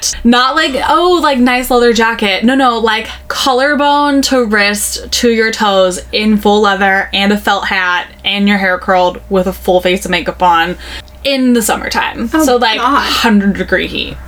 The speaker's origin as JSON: {"language": "English", "town": "Novato", "region": "California", "country": "United States", "tie": "born or raised there", "also_born_or_lived": "Santa Rosa, California", "said": "growing up in Novato, Marin County"}